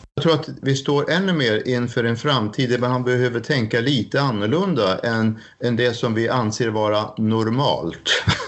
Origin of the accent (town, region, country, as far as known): Sweden; moved away as an adult; now in Norway